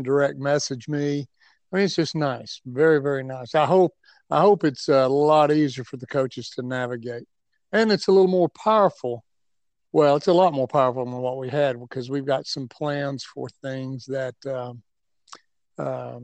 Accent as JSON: {"language": "English", "region": "Tennessee", "country": "United States", "tie": "born or raised there", "also_born_or_lived": "Atlanta, Georgia", "moved": "as an adult", "said": "Born and raised in Tennessee"}